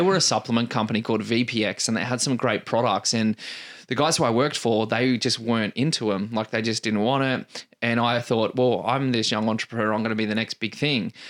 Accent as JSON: {"language": "English", "town": "Canberra", "region": "Australian Capital Territory", "country": "Australia", "tie": "born or raised there", "moved": "as an adult", "lives_now": "Perth, Australia", "said": "I moved away from Canberra I think 14 years ago"}